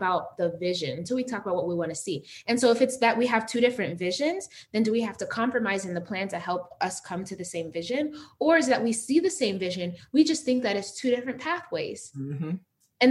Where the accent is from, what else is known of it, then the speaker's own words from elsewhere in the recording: Las Vegas, Nevada, United States; also born or lived in Uganda; I'm from Uganda originally. So I was born in Uganda, but I was raised in Las Vegas.